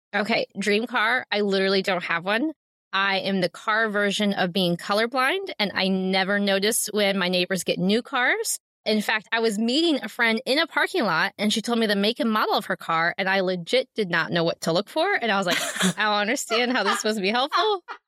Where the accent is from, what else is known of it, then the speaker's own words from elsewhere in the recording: Ohio, United States; moved away as an adult; now in Amish country; my hometown in Ohio